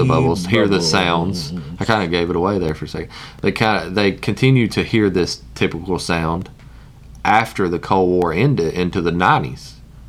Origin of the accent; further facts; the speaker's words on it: Alabama, United States; Irish Alabamian